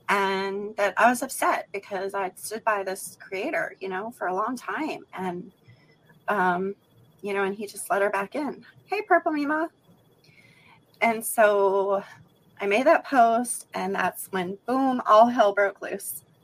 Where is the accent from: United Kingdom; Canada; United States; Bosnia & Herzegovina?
United States; West Coast; now in Alabama, United States; I live in Alabama, but I'm sure you guys can tell by my accent I'm not from Alabama. I'm from the West Coast.